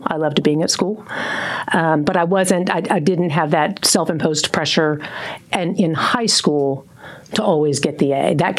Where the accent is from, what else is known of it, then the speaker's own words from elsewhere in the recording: Fort Worth, Texas, United States; also born or lived in Stephenville, Texas / Llano, Texas / Mansfield, Texas; I grew up in the southwest side of Fort Worth, went to Southwest High School